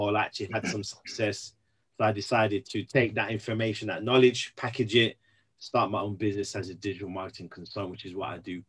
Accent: London, United Kingdom; also born or lived in Birmingham; now in Wolverhampton, United Kingdom; originally from London, born and raised in London, came up to the Midlands, specifically first Birmingham, met my wife in the Midlands in Birmingham.

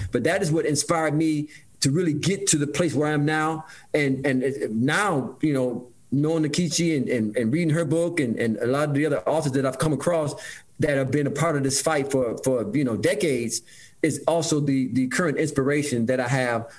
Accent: Detroit, Michigan, United States; growing up uh, in Detroit, Michigan, I grew up right in Detroit, brother Mike, uh, on the east side of Detroit

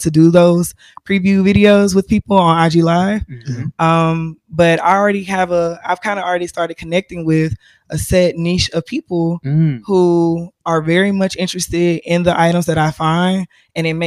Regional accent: Mobile, Alabama, United States; moved away; I am originally from Mobile, Alabama.

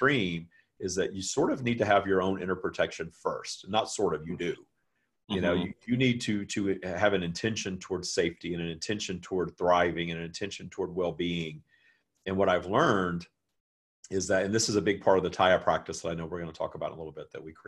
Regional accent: the South, United States; I live in the United States, and I grew up in the South, where it was not okay to be gay at all

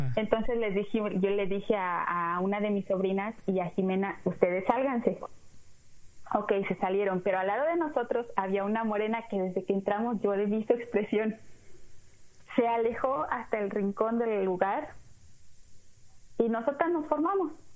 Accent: Mexico; now in United States; soy mexicana, amo mi país

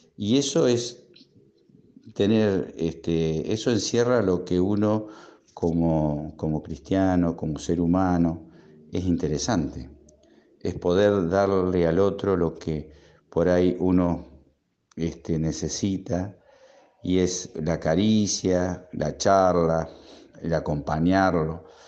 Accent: Rauch, Buenos Aires Province, Argentina; de Rauch, provincia de Buenos Aires

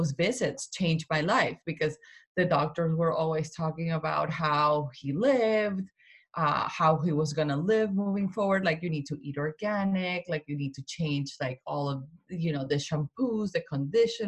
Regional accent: Colombia; also born or lived in Vermont; now in Connecticut, United States; I am Colombian, I am not American, so, and I, all my family is in Colombia, you know, I grew up there.

